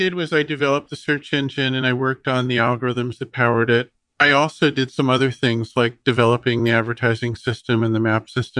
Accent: Berkeley, California, United States; also born or lived in Los Angeles, United States; Well, I was born in Berkeley, CAA, and grew up there and in Los Angeles.

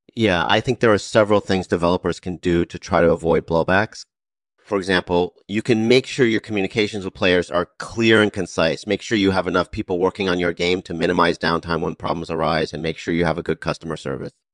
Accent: Midwest, United States; moved away as an adult; also born or lived in Illinois / California; I grew up in the Midwest

